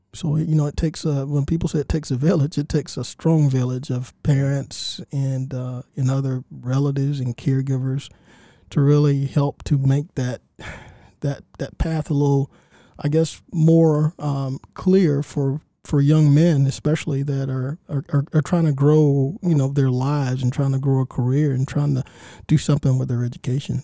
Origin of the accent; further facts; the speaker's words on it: Augusta, Georgia, United States; I, grew up in Augusta, actually not far from the studio